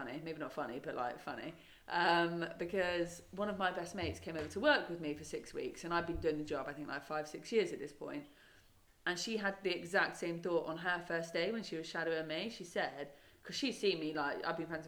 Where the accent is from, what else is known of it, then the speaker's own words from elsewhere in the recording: Devon, South West England, United Kingdom; moved away; I grew up in Devon.